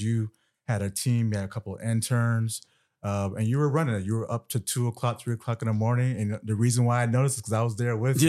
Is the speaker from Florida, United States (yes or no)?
yes; Winter Park, Florida, United States; moved away as an adult; also born or lived in Atlanta / Afghanistan; As a young black boy growing up in Winter Park, Florida